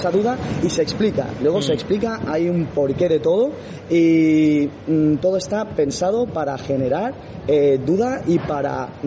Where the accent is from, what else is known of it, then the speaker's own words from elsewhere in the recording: Rota, Andalusia, Spain; yo, por ejemplo que soy de, de Rota, de una escuela en la cual estoy acostumbrado a interiorizar